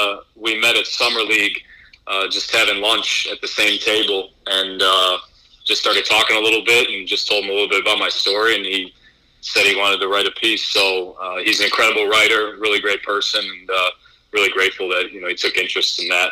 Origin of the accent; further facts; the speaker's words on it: Buffalo Grove, Illinois, United States; moved away as an adult; also born or lived in Bloomington, Indiana / Bakersfield, California; now in Dallas, United States; Well, I'm from Buffalo Grove, Illinois, which is a suburb of Chicago, up north, about 40 minutes, and grew up there my entire life.